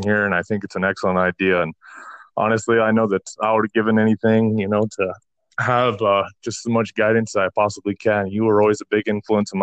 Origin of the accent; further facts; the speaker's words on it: Taos, New Mexico, United States; moved away; I was born in Taos, New Mexico, December 30th, 1992